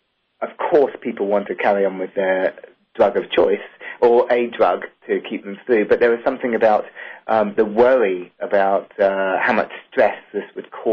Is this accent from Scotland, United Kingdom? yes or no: no; London, United Kingdom; moved away; also born or lived in New York; Yeah, I'm from London originally, and did my training in New York.